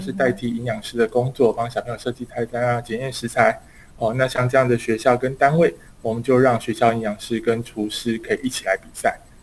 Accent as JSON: {"language": "Chinese", "country": "Taiwan", "said": "我们台湾这边"}